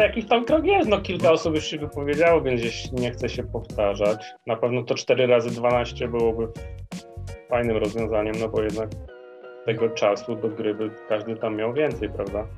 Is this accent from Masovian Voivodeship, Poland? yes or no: no; Przemyśl, Subcarpathian Voivodeship, Poland; now in Kraków, Poland; pochodzę z Podkarpacia, dokładnie z Przemyśla. No i dość długo tam w sumie byłem.